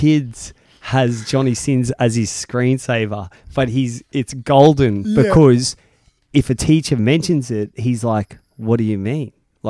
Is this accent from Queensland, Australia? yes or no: yes; Brisbane, Queensland, Australia; I was born in Brisbane. I'm a Queenslander.